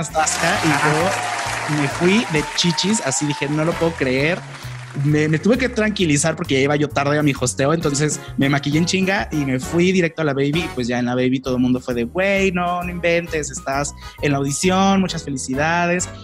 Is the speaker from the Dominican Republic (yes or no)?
no; León, Guanajuato, Mexico; moved away as an adult; also born or lived in Mexico City; la primera vez que me fui de aquí de León a vivir a Ciudad de México